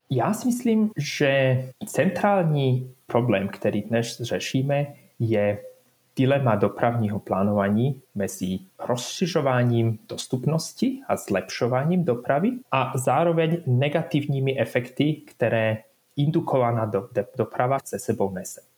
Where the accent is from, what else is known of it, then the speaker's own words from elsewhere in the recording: Bratislava, Bratislava Region, Slovakia; Czech is a second language; moved away as an adult; now in Switzerland; já pocházím ze Slovenska, já jsem vyrůstal v Bratislavě, takže v zásadě jsem Slovák